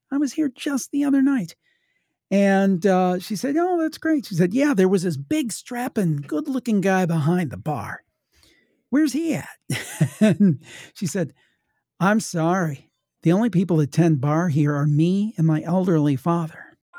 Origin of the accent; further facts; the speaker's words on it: Ohio, United States; I'm from Ohio. My family was from West Virginia